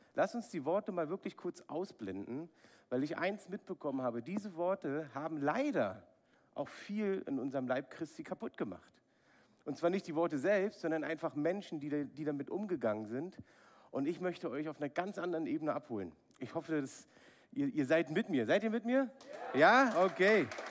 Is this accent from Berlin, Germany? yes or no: yes; Berlin, Germany; ich bin in Ostberlin aufgewachsen, habe die Mauer noch miterlebt.